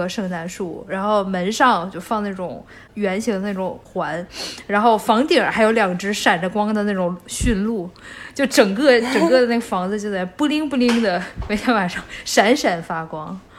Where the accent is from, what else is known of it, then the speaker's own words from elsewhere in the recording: China; 因为吃对于我们中国人来说就非常重要